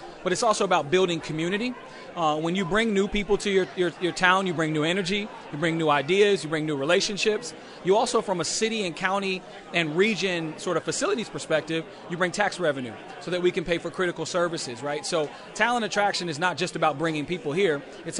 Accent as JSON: {"language": "English", "area": "the Triangle region", "region": "North Carolina", "country": "United States", "tie": "born or raised there", "also_born_or_lived": "Los Angeles / Philadelphia area", "moved": "as an adult", "lives_now": "Peoria, United States", "said": "I've lived other places, right? I'm from North Carolina. I lived in Los Angeles, lived in the Philadelphia area."}